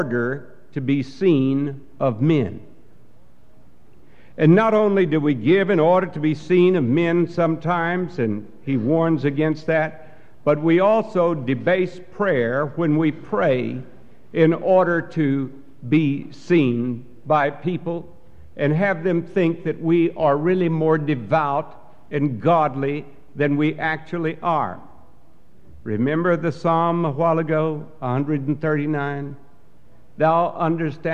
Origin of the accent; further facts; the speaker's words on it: Texas, United States; the church that I grew up in Texas.